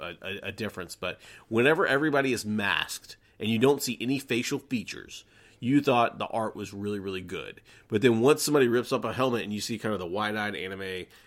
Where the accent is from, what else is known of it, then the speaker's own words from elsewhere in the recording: Atlanta, Georgia, United States; All right, so growing up in Atlanta, Georgia, in the 80s and 90s, we had what was called Glow, which is Gorgeous Ladies of Wrestling